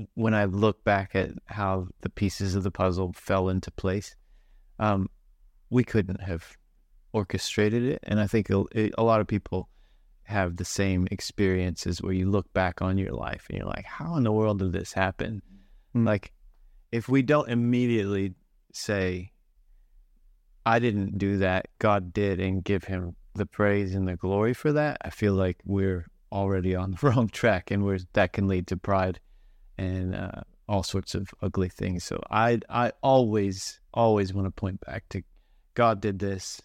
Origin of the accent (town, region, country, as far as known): Kentucky, United States; born or raised there; moved away as an adult; also born or lived in Christchurch, New Zealand; now in Auckland, New Zealand